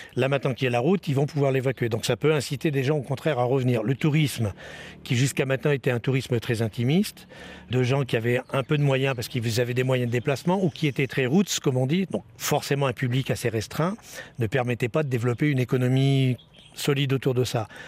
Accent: France; Je suis français

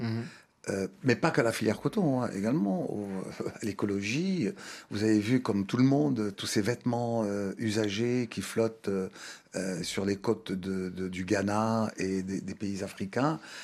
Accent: Thiès, Senegal; moved away; also born or lived in Dakar; Je suis né à Dakar, mais mes parents ont vécu à Thiès. Moi-même, j'ai vécu 18 ans à Thiès.

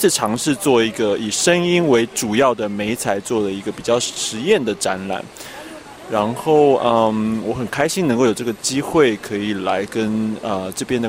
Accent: Taiwan; 那我是来自台湾的艺术家，但是近几年就是在台北跟德国的柏林发展。

